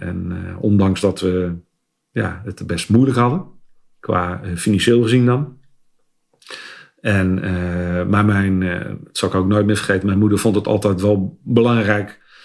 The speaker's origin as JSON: {"language": "Dutch", "area": "Westland", "region": "South Holland", "country": "Netherlands", "tie": "born or raised there", "said": "ik ben een geboren Westlander"}